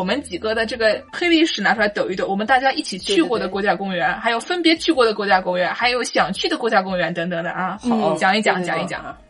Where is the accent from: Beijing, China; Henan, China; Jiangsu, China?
Jiangsu, China; Nanjing; accent: Nanjing dialect; moved away as an adult; now in United States; 我们南京话就可以出来了